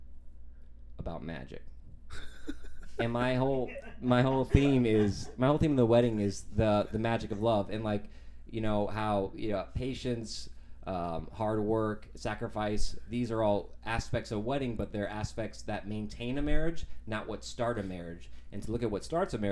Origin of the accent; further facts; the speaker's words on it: Phoenix, Arizona, United States; I'm from Arizona